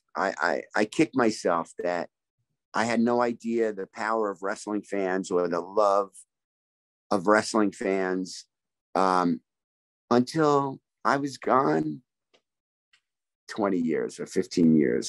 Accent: New York, United States; also born or lived in Brooklyn; I grew up right outside New York City, born in Brooklyn

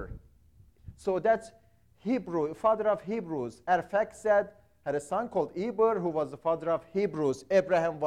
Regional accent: Iran; moved away; I grew up in Iran

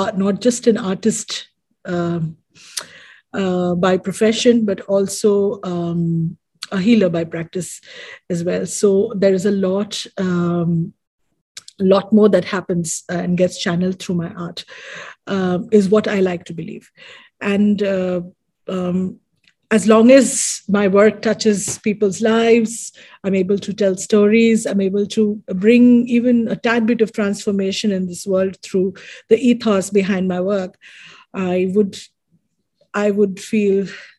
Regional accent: Mumbai, Maharashtra, India; moved away as an adult; now in Dubai, United Arab Emirates; I am born and brought up in India, Mumbai, and right now currently living in Dubai, based in Dubai

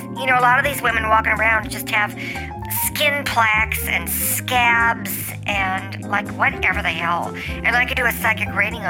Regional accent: United States; It's called La Jolla, but I call it La Jolla because it's spelled that way, and I'm American.

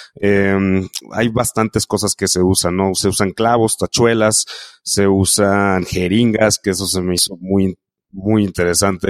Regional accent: Mexico; como mexicanos

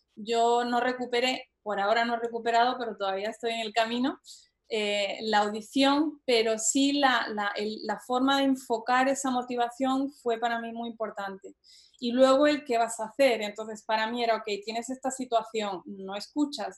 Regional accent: Spain; moved away; also born or lived in Boston, United States; yo soy española

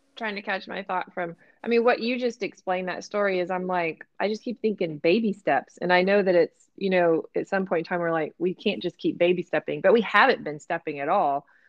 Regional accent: Texas, United States; We did not learn that in Texas

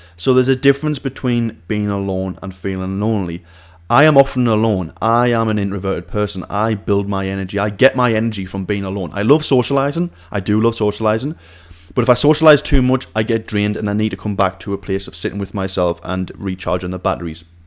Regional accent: Siem, North East England, United Kingdom; moved away as an adult; My hometown is a place called Siem in the northeast of England

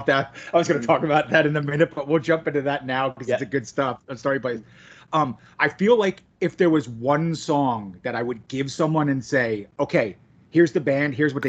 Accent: New York area, United States; I'm from the New York area

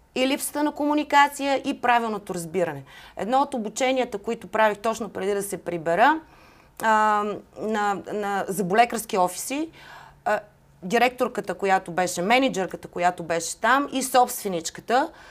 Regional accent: Bulgaria; also born or lived in Atlanta, United States; аз също съм българка

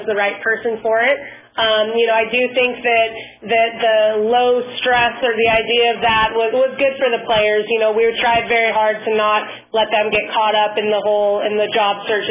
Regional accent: San Diego, California, United States; I'm originally from San Diego, too, so being able to stay local

